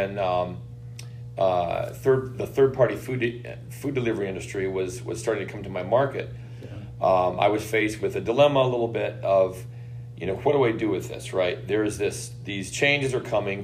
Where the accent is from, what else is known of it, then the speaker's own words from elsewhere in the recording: Midwest, United States; moved away; I grew up in the Midwest